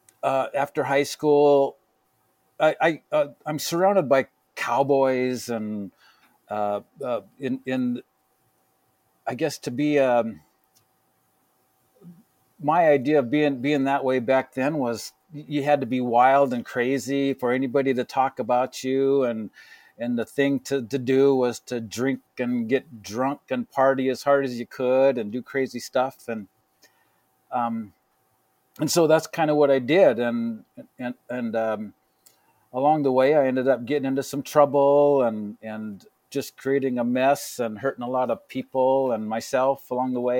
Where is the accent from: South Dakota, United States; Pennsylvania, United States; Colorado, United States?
South Dakota, United States; Rapid City; also born or lived in Wall, South Dakota / Wyoming; I grew up in Rapid City till I was about 13 years old.